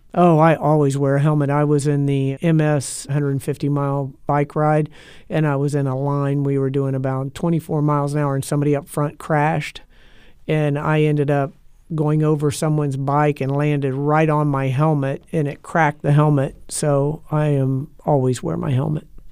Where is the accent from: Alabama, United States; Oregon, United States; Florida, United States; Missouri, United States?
Florida, United States; Tampa; I was born and raised here in Tampa